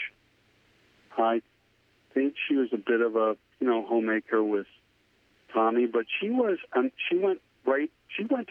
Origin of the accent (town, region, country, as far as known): New York area, United States; born or raised there